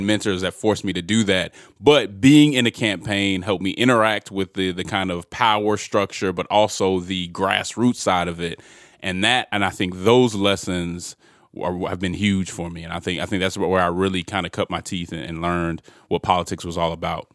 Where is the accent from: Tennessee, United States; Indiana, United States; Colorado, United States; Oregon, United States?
Colorado, United States; Denver; I'm originally from Denver, Colorado